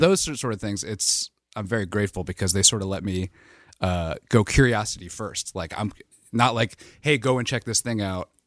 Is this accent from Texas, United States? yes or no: no; Reading, Pennsylvania, United States; I'm from Berks County, Reading area